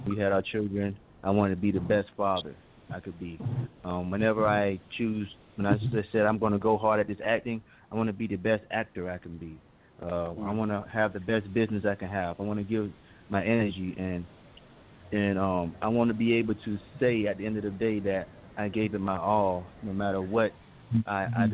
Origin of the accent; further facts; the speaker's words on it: Aiken, South Carolina, United States; now in Lawrenceville, United States; I'm from Aiken, South Carolina